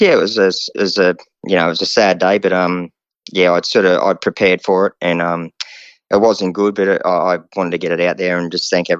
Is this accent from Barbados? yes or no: no; Wingham, New South Wales, Australia; moved away; also born or lived in Melbourne; I went home to the Wingham Cup, support my hometown